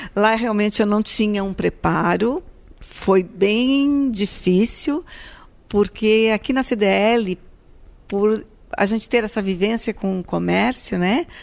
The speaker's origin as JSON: {"language": "Portuguese", "town": "Braço do Norte", "region": "Santa Catarina", "country": "Brazil", "tie": "born or raised there", "said": "sou natural de Braço do Norte"}